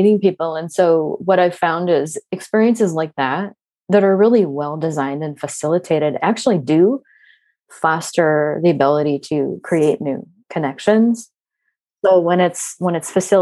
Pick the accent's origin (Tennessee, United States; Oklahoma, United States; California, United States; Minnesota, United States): Minnesota, United States; I'm from Minnesota